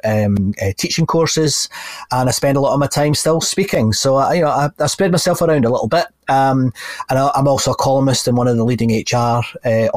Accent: just outside Glasgow, Scotland, United Kingdom; I grew up in just outside Glasgow

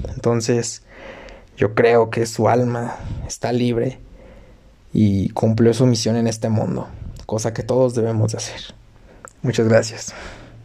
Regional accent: Mexico

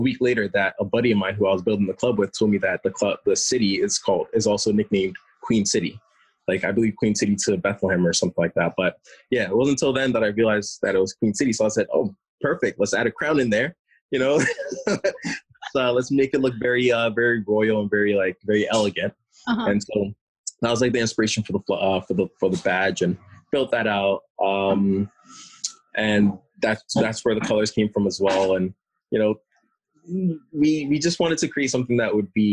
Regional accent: Ghana; now in Lehigh Valley, United States; I'm originally from Ghana, West Africa, which is like a huge soccer nation.

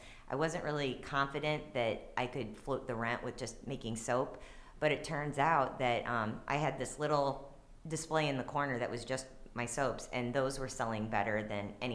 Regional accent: Maplewood, Missouri, United States; also born or lived in Dogtown, St. Louis; I lived in Dogtown, but I grew up in Maplewood

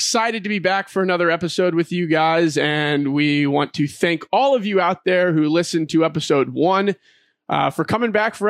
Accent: St. Charles, Missouri, United States; I'm also from St. Charles, Missouri. Yes, the good old Midwest.

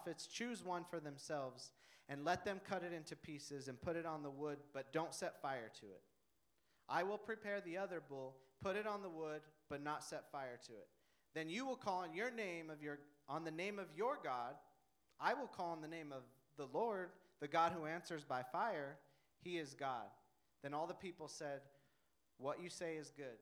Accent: Denver, Colorado, United States; I'm from Denver

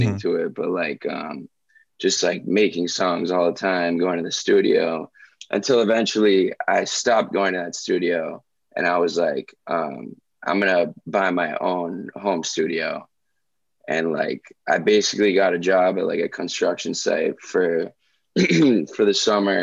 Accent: Miami, Florida, United States; growing up in Miami

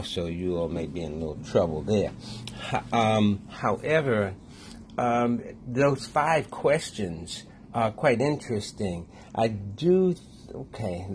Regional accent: Washington, District of Columbia, United States; I grew up in Washington, D.C.

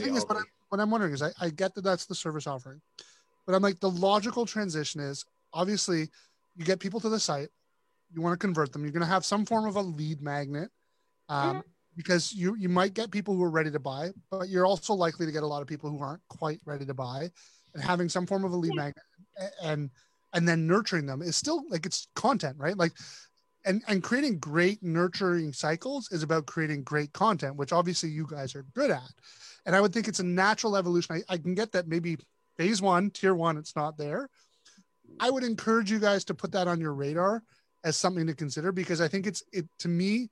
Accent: Canada; I'm Canadian

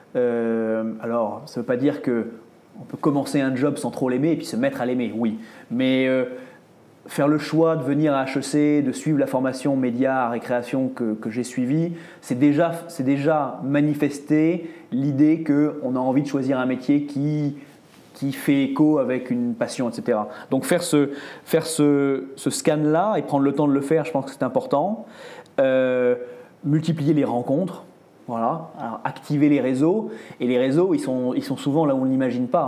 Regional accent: Île d'Oléron, Charente-Maritime, Nouvelle-Aquitaine, France; now in Paris, France; je suis provincial, je viens de Charente-Maritime, tu vois, j'ai grandi dans l'île d'Oléron

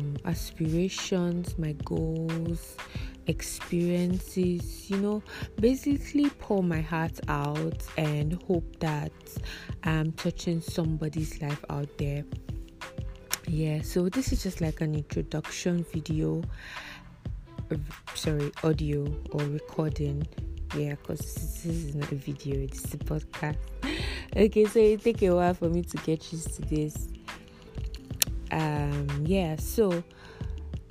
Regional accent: Abia, Nigeria; now in Abakaliki, Nigeria; I live in Abakiliki, Ebonyi State, and I'm from Abia State

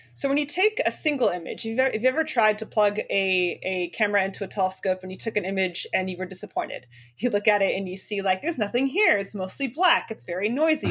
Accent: Spokane, Washington, United States; my hometown of Spokane, Washington

